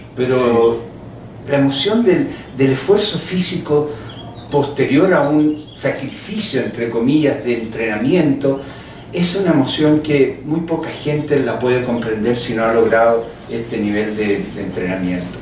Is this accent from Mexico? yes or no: no; Chile; Yo vengo de Chile